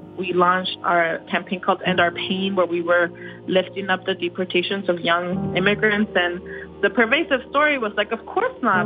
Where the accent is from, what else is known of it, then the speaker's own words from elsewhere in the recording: Texas, United States; I'm a Texan